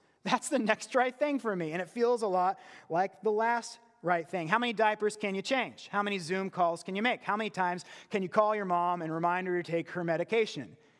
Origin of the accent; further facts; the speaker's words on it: West Virginia, United States; I was from West Virginia